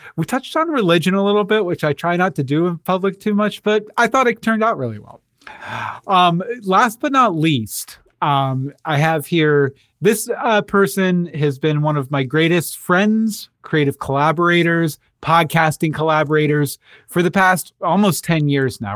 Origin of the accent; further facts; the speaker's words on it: Katy, Texas, United States; moved away; the self proclaimed city of churches where we grew up in Katy, Texas.